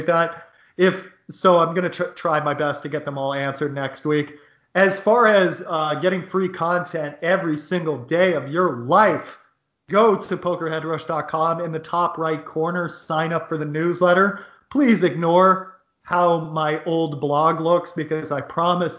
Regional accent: United States; also born or lived in Costa Rica / Newark; I am an American

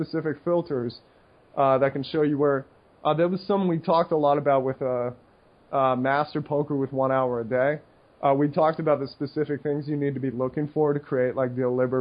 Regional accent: United States; as an American

